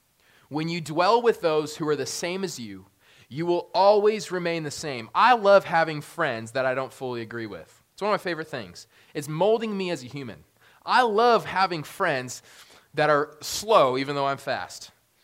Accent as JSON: {"language": "English", "country": "United States"}